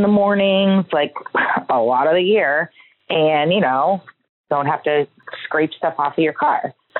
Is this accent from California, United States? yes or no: no; Pittsburgh, Pennsylvania, United States; now in Houston, United States; I am originally from Pittsburgh, Pennsylvania